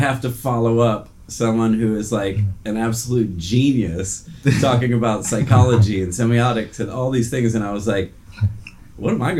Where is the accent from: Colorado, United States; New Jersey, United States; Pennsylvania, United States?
New Jersey, United States; moved away; also born or lived in Qatar; I was born and raised in New Jersey, which is just about 2 hours south of New York